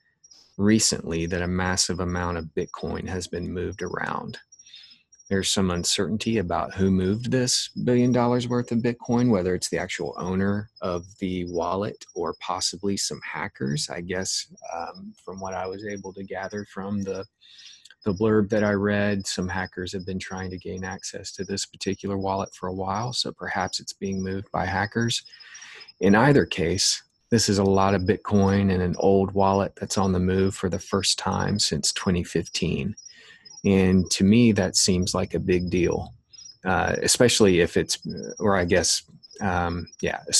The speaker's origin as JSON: {"language": "English", "country": "United States", "said": "we as American citizens"}